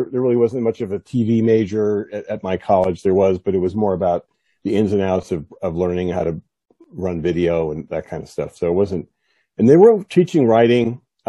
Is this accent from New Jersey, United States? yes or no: yes; South Plainfield, New Jersey, United States; That is correct. Yes, that's my hometown.